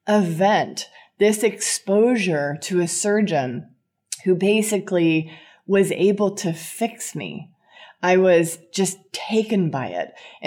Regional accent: California, United States; So I grew up in Southern California. at the time of, yes, the Valley Girl. And I was in the Valley in the 80s.

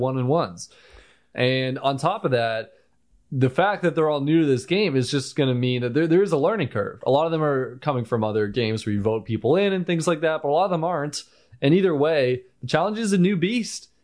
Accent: United States; I'm American.

